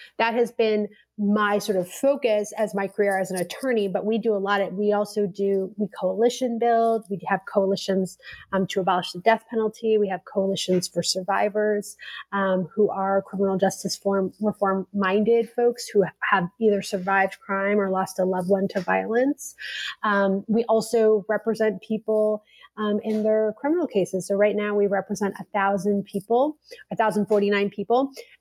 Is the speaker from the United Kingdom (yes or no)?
no; Canada; now in United States; As a Canadian